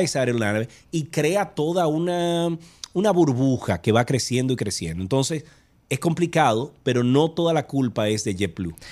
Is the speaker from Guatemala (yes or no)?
no; Santiago de los Caballeros, Santiago, Dominican Republic; Yo soy de Santiago